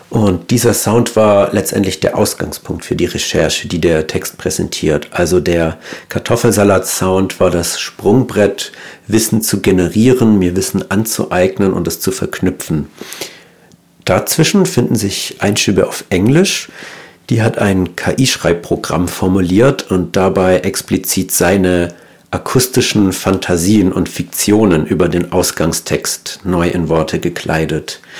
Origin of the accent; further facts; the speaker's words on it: Baden-Württemberg, Germany; now in Cologne, Germany; Ich bin im Schwaberländle aufgewachsen und lebe seit einigen Jahren nun schon in Köln.